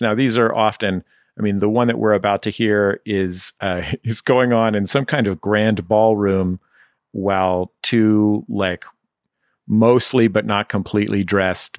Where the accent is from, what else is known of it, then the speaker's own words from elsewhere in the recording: San Francisco, California, United States; where I grew up in San Francisco